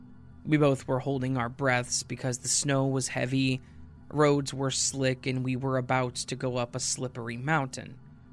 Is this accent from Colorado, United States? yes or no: yes; Denver, Colorado, United States